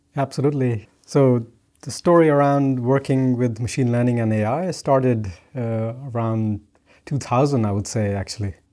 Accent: India; moved away; growing up in India

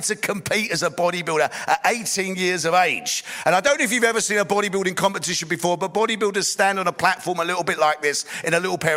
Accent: London, United Kingdom; I grew up in East London

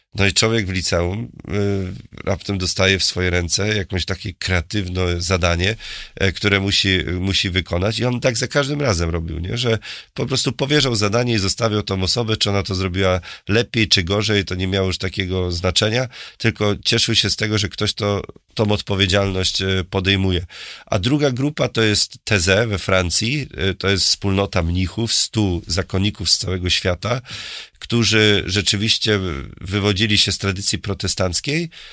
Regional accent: Murowana Goślina, Greater Poland, Poland; also born or lived in Poznań; ja pochodzę z murowanej Gośliny i dzisiaj tam mieszka 50 członków mojej rodziny

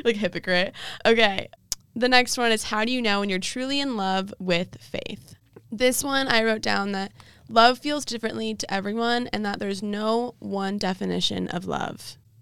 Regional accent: Dallas, Texas, United States; Dallas, my hometown

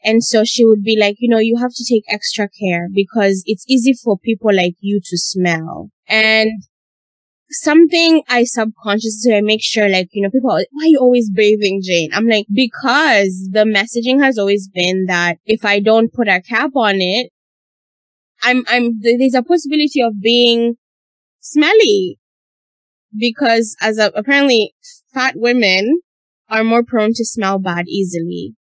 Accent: Uganda; when I grew up in Uganda, we had maids

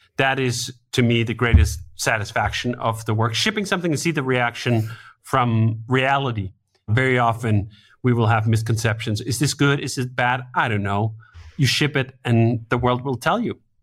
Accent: Denmark; moved away as an adult; now in United States; I'm originally from Denmark. I grew up in Denmark. I didn't move until I was twenty-five.

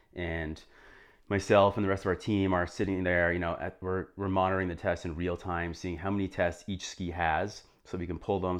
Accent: New Hampshire, United States; moved away as an adult; also born or lived in Vermont / Jackson, Wyoming / Boston; I grew up in New Hampshire

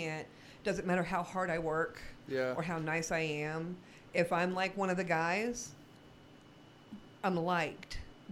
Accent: the South, United States; I'm not a good old boy. I was raised in the South by a good Christian family.

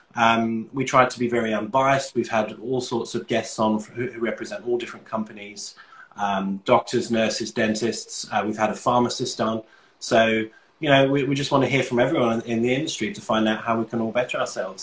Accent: London, United Kingdom; moved away as an adult; also born or lived in Manchester; now in Australia; I'm from London. Uh, I moved to Australia in 2015

